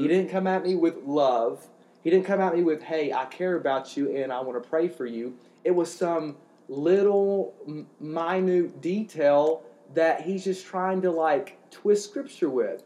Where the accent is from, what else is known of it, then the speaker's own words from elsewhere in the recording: Eastern Kentucky, United States; I'm a hillbilly from Eastern Kentucky